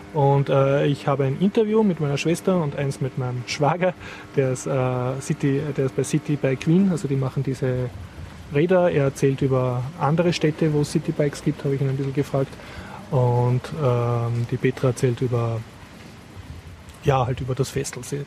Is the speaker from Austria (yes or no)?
yes; Austria; als Österreicher